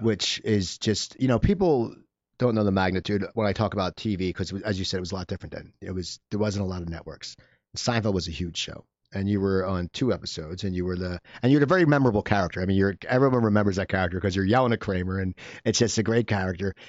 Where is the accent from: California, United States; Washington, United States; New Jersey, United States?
New Jersey, United States; Cherry Hill; moved away; I grew up in New Jersey